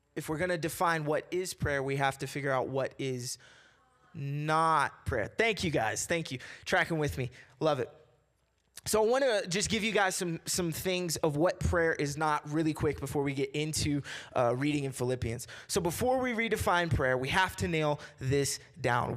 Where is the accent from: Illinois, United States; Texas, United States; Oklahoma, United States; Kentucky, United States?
Kentucky, United States; I'm from the South. I'm from Kentucky